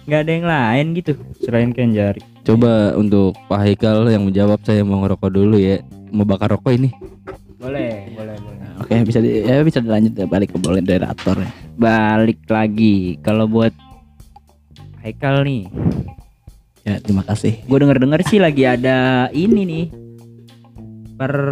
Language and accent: Indonesian; West Java, Indonesia; maaf kita ini orang Sunda ini